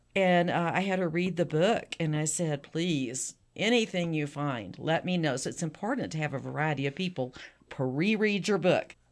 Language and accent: English; South Texas, United States; I'm from Texas, South Texas